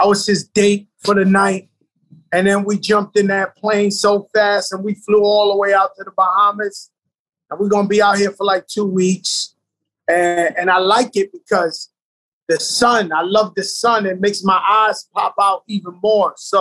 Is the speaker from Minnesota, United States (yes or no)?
no; New York City, New York, United States; I grew up in the South Bronx, birthplace of hip hop